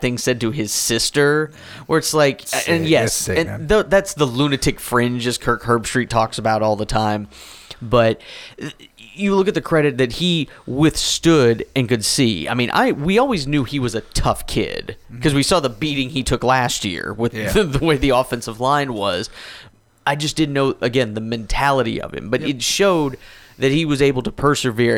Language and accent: English; California, United States; I was born in California